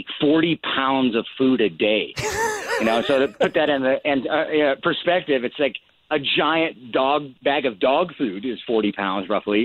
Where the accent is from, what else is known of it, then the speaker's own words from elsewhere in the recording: Montana, United States; growing up in Montana, just having bears in the wild as neighbors